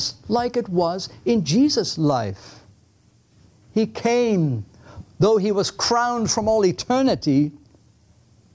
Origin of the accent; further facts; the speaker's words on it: Netherlands; English is a second language; now in United States; I'm Dutch.